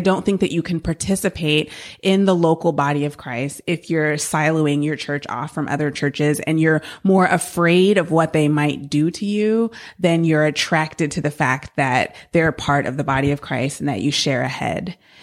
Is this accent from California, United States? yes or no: yes; San Francisco Bay Area, California, United States; moved away; I grew up in the San Francisco Bay Area and, um, loved growing up there.